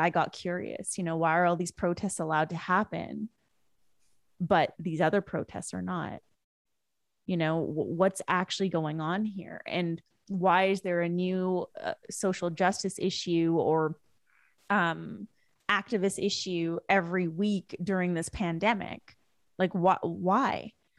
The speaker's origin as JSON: {"language": "English", "region": "West Coast", "country": "Canada", "tie": "born or raised there", "said": "because where I grew up in Canada was the West Coast."}